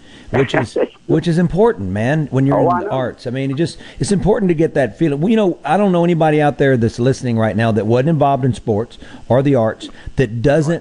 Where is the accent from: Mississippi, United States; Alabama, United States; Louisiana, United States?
Mississippi, United States; Greenville; born or raised there